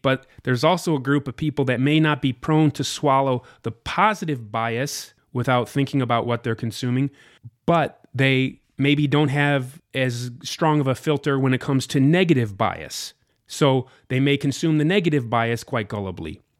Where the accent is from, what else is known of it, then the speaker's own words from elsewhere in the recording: United States; I was an out, total outsider, an American too. I'm not from Vancouver or Toronto or anything like